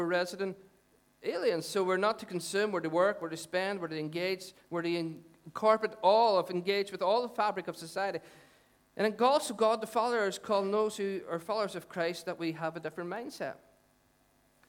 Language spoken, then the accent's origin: English; Dungannon, Northern Ireland, United Kingdom; I'm from Dungannon.